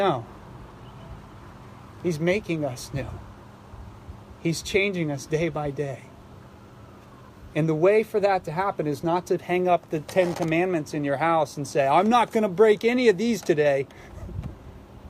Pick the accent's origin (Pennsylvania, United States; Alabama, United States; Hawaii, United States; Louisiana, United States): Pennsylvania, United States; Philadelphia; I'm from Philadelphia